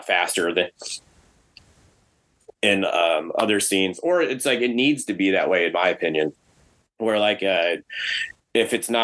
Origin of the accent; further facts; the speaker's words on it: Texas, United States; us being from Texas